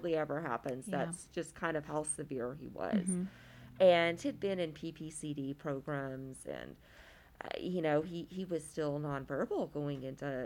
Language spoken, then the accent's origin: English; Louisiana, United States; now in San Marcos, United States; growing up in Louisiana